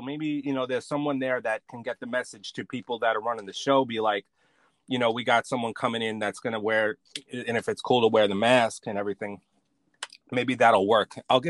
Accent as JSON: {"language": "English", "town": "New York City", "region": "New York", "country": "United States", "said": "I may be from Brooklyn"}